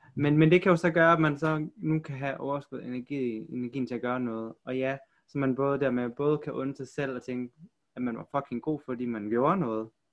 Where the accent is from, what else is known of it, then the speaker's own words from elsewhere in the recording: Aarhus, Central Denmark Region, Denmark; also born or lived in South Korea; Jeg er fra Aarhus